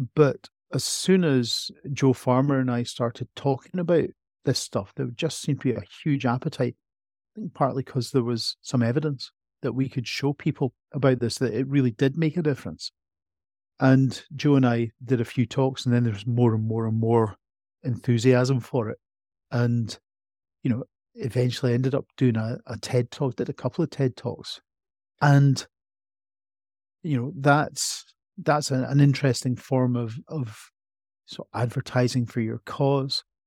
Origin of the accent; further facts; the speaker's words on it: Edinburgh, Scotland, United Kingdom; I was born in Edinburgh, grew up in Edinburgh, feel like an Edinburgh person to my very core